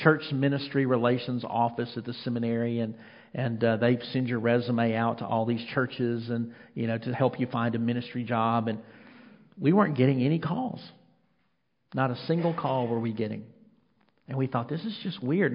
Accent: Mississippi, United States; now in North Carolina, United States; I'm from Mississippi

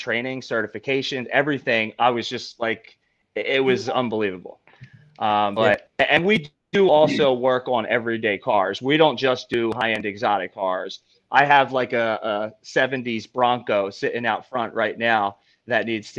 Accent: Philadelphia, Pennsylvania, United States; I'm from Philly

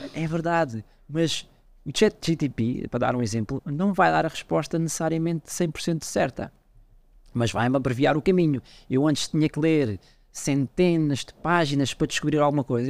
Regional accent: Portugal; now in Mozambique; Eu, eu como sou português

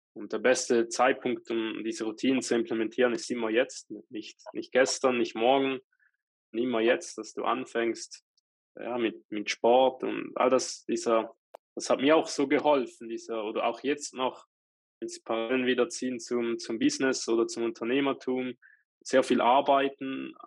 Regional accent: Switzerland

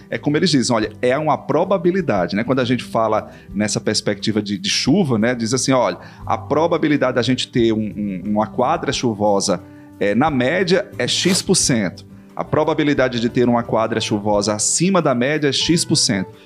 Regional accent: Sertão, Brazil; also born or lived in Mossoró; como sertanejo, né, quem mora no sertão, nessa região do semiárido

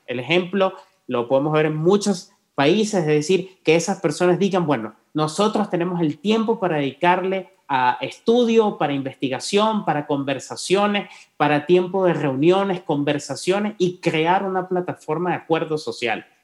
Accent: Guatemala; como guatemalteco

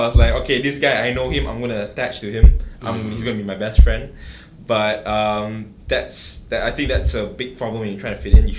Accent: Malaysia; I'm Malaysian.

